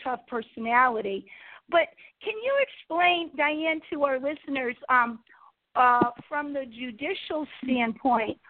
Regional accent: Connecticut, United States; I'm from Connecticut

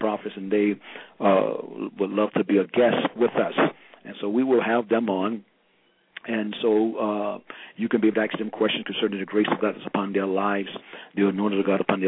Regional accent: St. Petersburg, Florida, United States; moved away as an adult; now in Miami area, United States; I'm originally from St. Petersburg, Florida. That's the west coast of Florida, around about close to Tampa, next to Tampa and Sarasota

